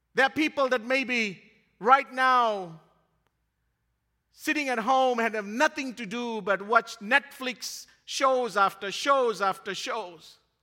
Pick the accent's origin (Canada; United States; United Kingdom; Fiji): Fiji; moved away; my hometown in Fiji, where I grew up.